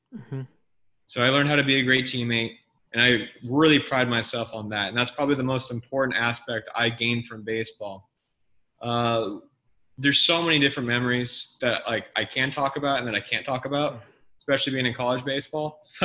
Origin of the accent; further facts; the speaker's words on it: El Dorado Hills, California, United States; my hometown of Eldorado Hills, California